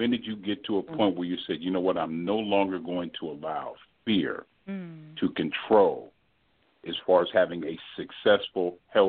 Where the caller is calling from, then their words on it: Texas, United States; I'm calling from Texas.